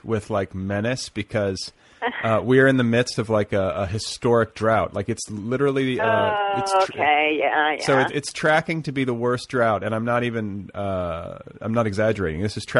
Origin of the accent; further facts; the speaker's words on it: Indiana and Milwaukee, Midwest, United States; moved away as an adult; I'm from Indiana and Milwaukee, similar places